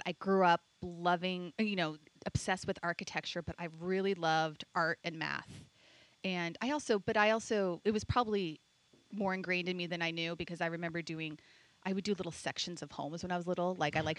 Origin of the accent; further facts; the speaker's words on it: Phoenix, Arizona, United States; So I grew up here in Phoenix, Arizona, actually. Not far from here. I grew up in the Arcadia area. My parents still live in that house.